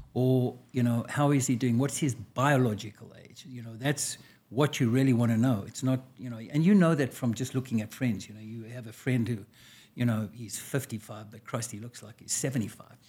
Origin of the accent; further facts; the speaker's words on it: South Africa; moved away as an adult; now in United States; I was born and raised in South Africa a long time ago